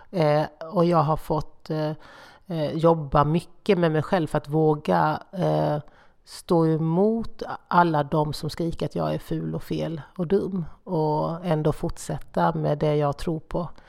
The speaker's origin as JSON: {"language": "Swedish", "region": "Småland", "country": "Sweden", "said": "Alltså, du vet, jag är både smålänning och miljöpartist."}